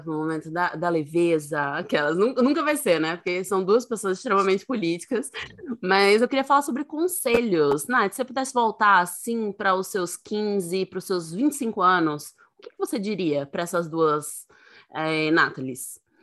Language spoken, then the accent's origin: Portuguese; Northeast Region, Brazil; sou nordestina